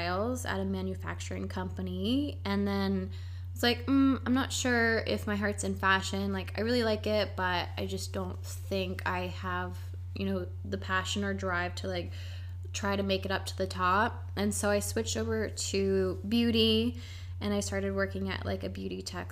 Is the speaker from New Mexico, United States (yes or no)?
no; Columbus, Ohio, United States; moved away as an adult; also born or lived in New York City; now in Montreal, Canada; I'm originally from Columbus, Ohio, and I moved to Montreal about 4 years ago